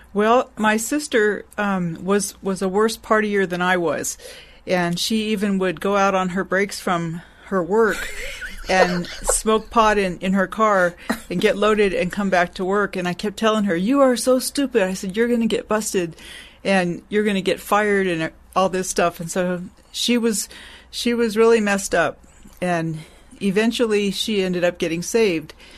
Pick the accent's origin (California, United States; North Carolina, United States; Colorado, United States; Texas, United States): California, United States; Long Beach; also born or lived in Santa Maria, California; I was born in Long Beach, California. I'm a native Californian and lived mostly in Southern California.